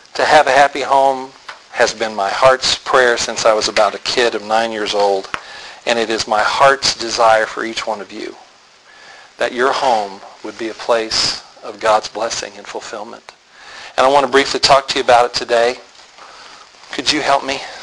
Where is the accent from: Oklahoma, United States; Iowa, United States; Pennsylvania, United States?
Oklahoma, United States; Tulsa; I was born in Tulsa